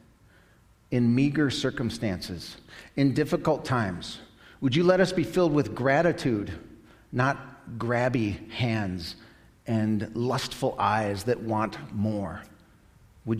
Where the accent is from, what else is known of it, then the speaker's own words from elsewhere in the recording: United States; I'm an American